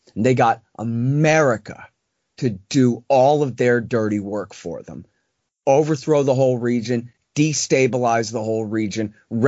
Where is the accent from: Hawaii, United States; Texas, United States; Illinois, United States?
Texas, United States; I'm from Texas. I'm an American.